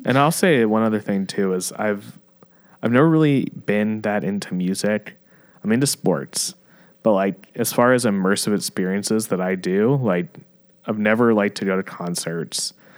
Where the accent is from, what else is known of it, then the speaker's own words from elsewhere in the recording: Fort Mill, South Carolina, United States; moved away as an adult; also born or lived in Charlotte, North Carolina / New York; growing up back then in Fort Mill and Charlotte